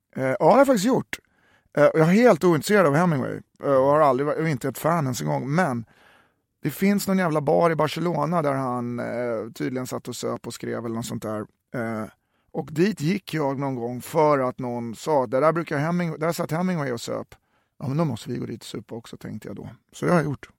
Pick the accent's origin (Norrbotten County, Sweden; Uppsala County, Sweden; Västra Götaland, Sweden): Uppsala County, Sweden; Uppsala; moved away; also born or lived in Stockholm; jag är från Uppsala